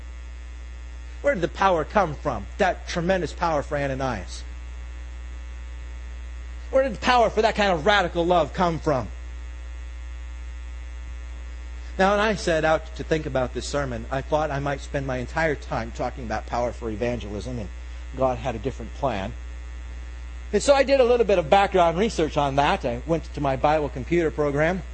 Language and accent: English; England, United Kingdom; I'm English.